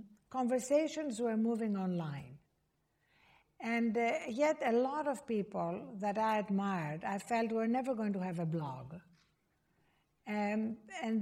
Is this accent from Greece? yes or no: yes; Greece; I was born in Greece